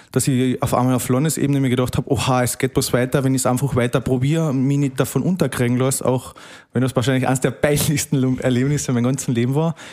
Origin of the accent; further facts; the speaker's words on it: Carinthia, Austria; bin jetzt 24 Jahre alt, komme eben aus Kärnten